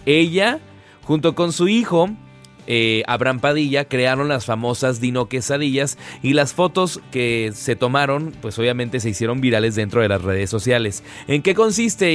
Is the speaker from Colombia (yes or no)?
no; Mexico; siempre somos ingeniosos los mexicanos